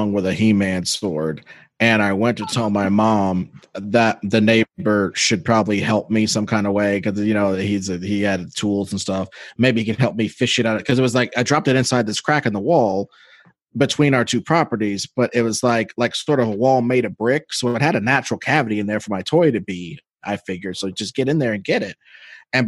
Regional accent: Missouri, United States; I grew up in Missouri where we actually had snow.

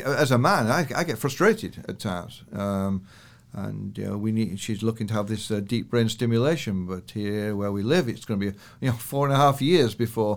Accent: United Kingdom; now in Canada; So I come from the British stiff, British over lip to relax into Canada

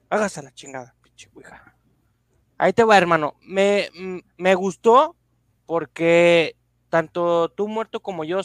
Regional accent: Dolores Hidalgo, Guanajuato, Mexico; de Dolores, y la, de Dolores Hidalgo.

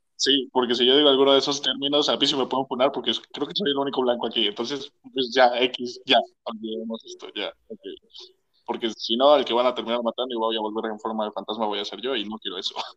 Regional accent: Mexico; nosotros somos mexicanos

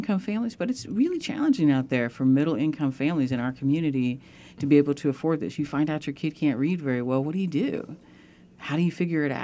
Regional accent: San Francisco, California, United States; now in Santa Barbara, United States; I grew up in the Bay Area, grew up in San Francisco

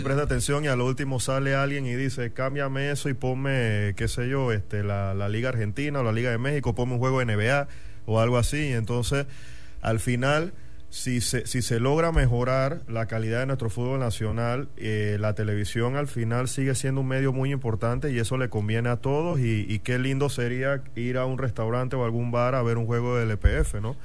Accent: David, Chiriquí, Panama; also born or lived in Madrid, Spain; now in Panama City, Panama; soy de allá y, nací allá y crecí allá

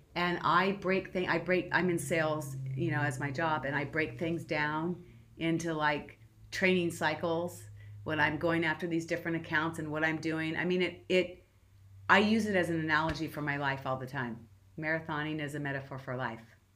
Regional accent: Southern California, United States; I'm born and raised in Southern California

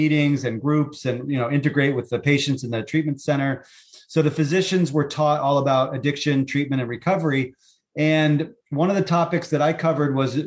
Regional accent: Stowe, Vermont, United States; So Stowe, Vermont is my hometown, and that's where my practice is

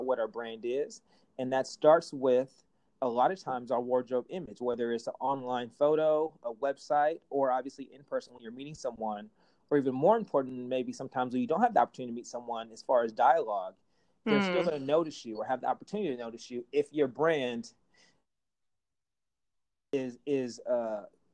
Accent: Portland, Oregon, United States; I'm from Portland originally

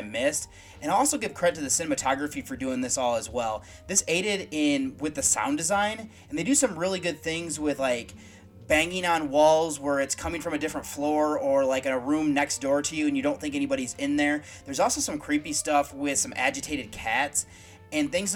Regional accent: United States; growing up in the United States when I did

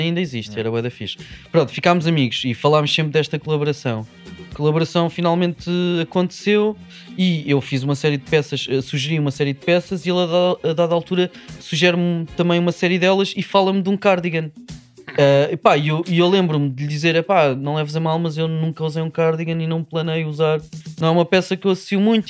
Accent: Lisbon, Portugal; eu sou de Lisboa

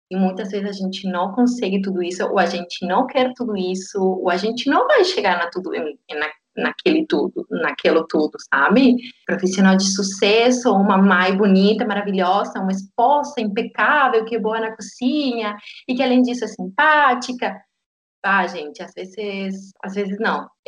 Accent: Argentina; Portuguese is a second language; Eu não sou de Buenos Aires, eu sou do interior, bem do interior, mas eu fiz a carreira universitária, eu fiz faculdade em Buenos Aires.

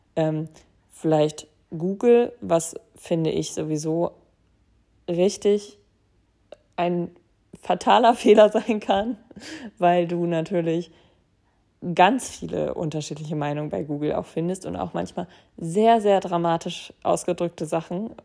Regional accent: Braunschweig, Lower Saxony, Germany; moved away; in meinem Heimatort Braunschweig

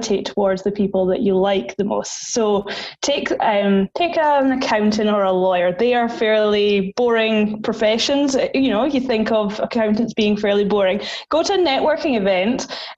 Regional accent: Highlands, Scotland, United Kingdom; moved away as an adult; also born or lived in Sydney, Australia; now in Perth, Australia; I am from the Highlands in Scotland, up near where the Harry Potter train takes off, where Loch Ness Monster is

